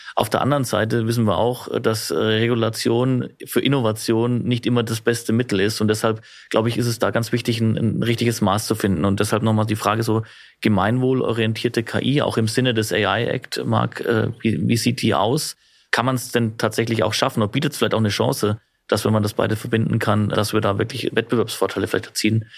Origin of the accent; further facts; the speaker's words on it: Germany; im Land bei uns in Deutschland